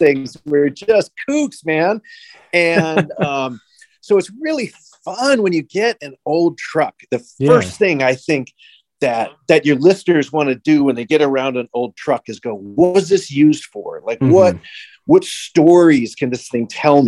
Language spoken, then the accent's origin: English; Chicago, Illinois, United States; I was born and raised in Chicago, Illinois